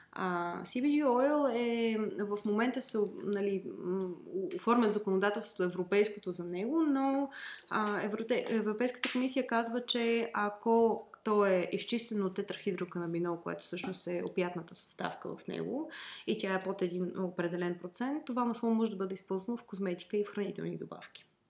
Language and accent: Bulgarian; Bulgaria; аз съм и фармацевт, освен че съм българка